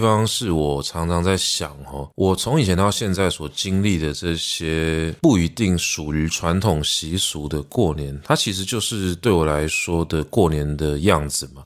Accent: Taipei, Taiwan; 作为一个台北人，作为一个台湾人

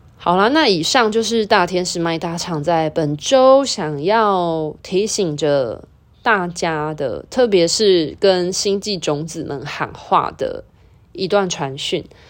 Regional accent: Taiwan; 像我们都在台湾或华人的文化土生土长

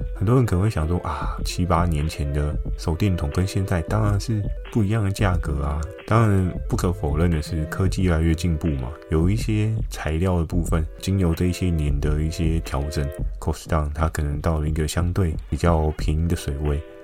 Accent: Keelung, Taiwan; 我的出生地虽然在基隆嘛，那基隆呢，很不巧的 我住的也并非市区，是比较偏山区的地方

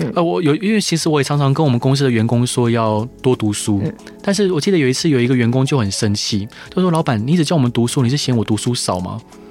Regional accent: Taiwan; 我们台湾人非常的健忘

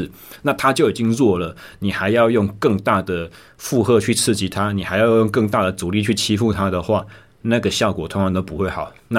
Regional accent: Taichung, Taiwan; 我二零二三年一月正式回到呃离开在左训的工作，回到我的家乡台中市。

